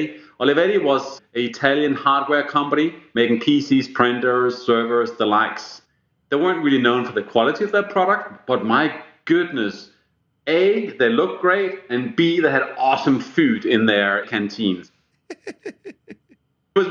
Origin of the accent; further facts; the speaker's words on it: Denmark; first language Danish; English is a second language; moved away; when I grew up in Denmark